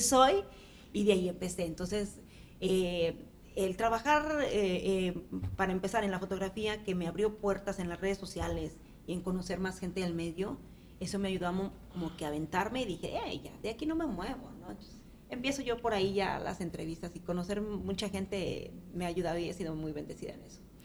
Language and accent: Spanish; Mexico; moved away as an adult; now in Nashville, United States; sí salía yo para, para México, eh, regresaba a ver a la familia